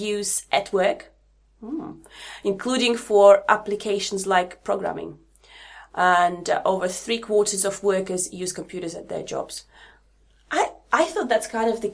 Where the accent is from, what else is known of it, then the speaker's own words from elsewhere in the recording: Latvia; moved away; I'm from Latvia.